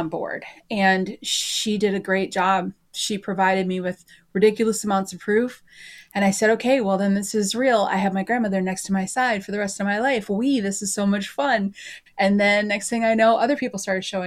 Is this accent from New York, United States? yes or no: no; Oregon, United States; moved away; also born or lived in Texas / Minnesota; I'm originally from Oregon, and then full-time RV'd.